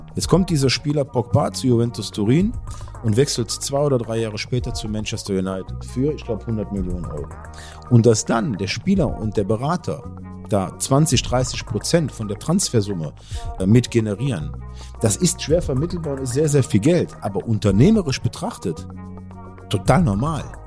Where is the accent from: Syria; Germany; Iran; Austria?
Germany; Cologne, North Rhine-Westphalia; Ich, ich komme aus, aus, aus Köln